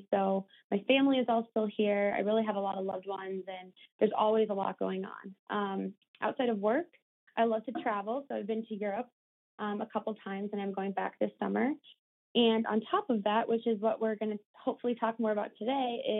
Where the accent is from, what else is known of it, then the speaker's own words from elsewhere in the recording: Minneapolis, Minnesota, United States; born there; also born or lived in Ohio; I was born in Minneapolis and I moved around a few times and went to school in Ohio, um, but moved back here after college.